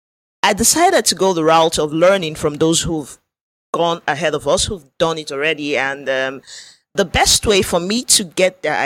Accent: Nigeria; we are from Nigeria

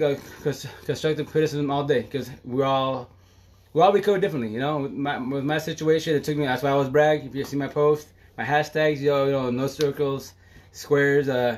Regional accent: Eastern Washington, United States; moved away; also born or lived in Seattle; where I'm from, Eastern Washington

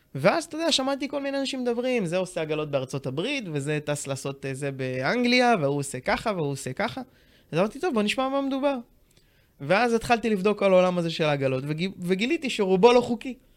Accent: Tiberias, Northern District, Israel; now in Ramat Gan, Israel; אני במקור מטבריה, גר היום ברמת גן עם אשתי דנה היקרה

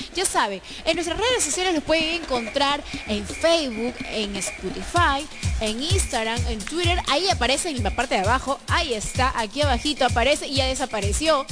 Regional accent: Peru; nosotros como peruanos

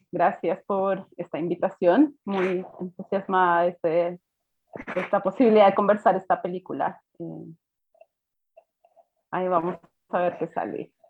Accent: Colombia; viéndola como colombiana, pero también una colombiana un poco como distanciada de la experiencia vital de Colombia.

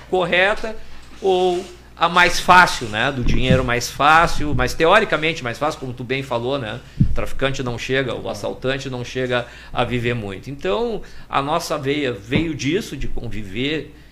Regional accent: Porto Alegre, Rio Grande do Sul, Brazil; nascido e criado na Maria da Conceição

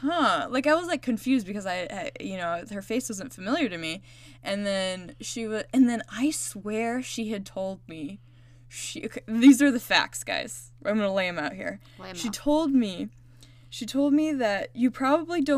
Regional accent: Indiana, United States; me and Shelby are from Indiana.

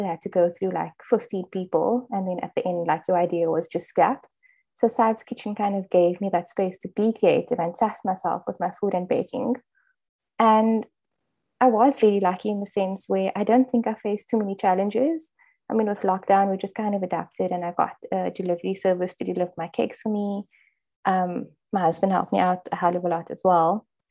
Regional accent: Cape Town, Western Cape, South Africa; I'm from Cape Town

